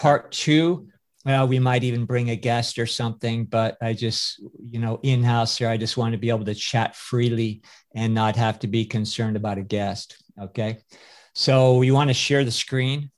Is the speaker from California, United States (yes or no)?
yes; California, United States; I was born in the Republic of California, which makes me a citizen of California